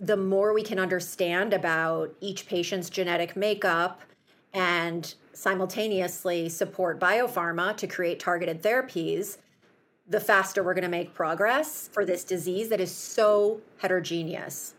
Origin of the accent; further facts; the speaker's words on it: Chicago, Illinois, United States; my hometown of Chicago